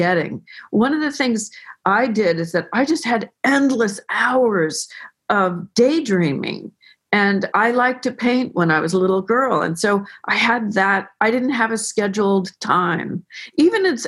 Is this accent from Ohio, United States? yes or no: no; Belvedere Tiburon, California, United States; born or raised there